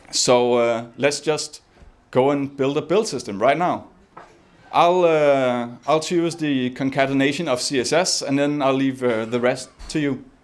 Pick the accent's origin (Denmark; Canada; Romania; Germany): Denmark; Copenhagen, Capital Region of Denmark; guys, I'm, I'm …, I'm from Copenhagen, and I'm here to talk about build systems.